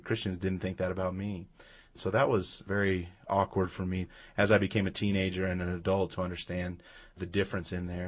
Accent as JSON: {"language": "English", "town": "Los Angeles", "region": "California", "country": "United States", "tie": "born or raised there", "said": "We grew up in, uh, Los Angeles, California, so we lived about ten miles from the ocean"}